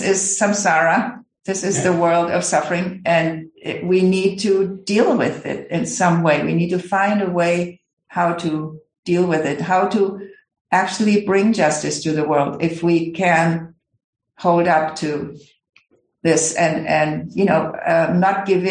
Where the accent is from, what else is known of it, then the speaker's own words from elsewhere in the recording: Germany; I come from Germany